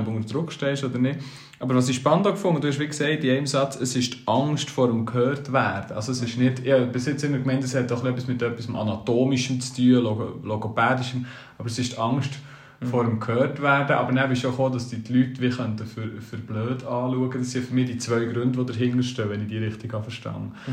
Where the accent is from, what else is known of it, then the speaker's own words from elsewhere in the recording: Switzerland; wer sind wir Schweizer